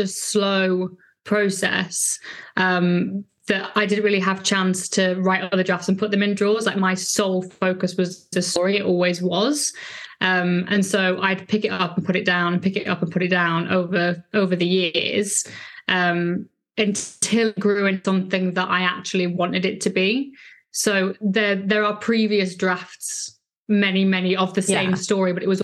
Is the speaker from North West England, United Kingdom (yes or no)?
yes; Lancashire, North West England, United Kingdom; I grew up in Lancashire